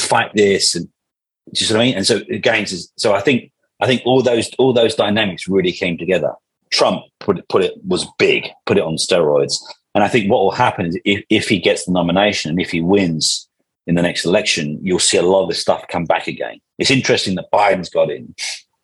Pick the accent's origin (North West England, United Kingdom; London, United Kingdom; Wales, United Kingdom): London, United Kingdom; I was born and bred in London